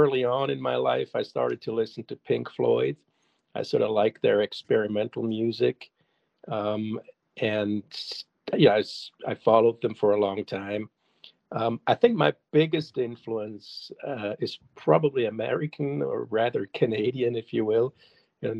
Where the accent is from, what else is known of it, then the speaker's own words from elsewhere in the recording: Zurich, Switzerland; first language German; English is a second language; also born or lived in Detroit, United States / Chicago, United States; born and raised in Zurich.